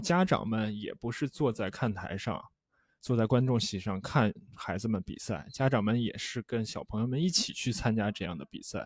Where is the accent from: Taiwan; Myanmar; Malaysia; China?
China; 对于我们中国人来说